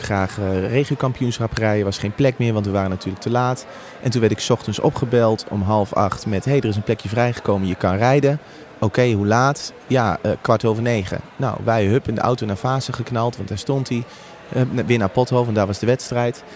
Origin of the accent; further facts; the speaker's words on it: Apeldoorn, Gelderland, Netherlands; ik ben opgegroeid in Apeldoorn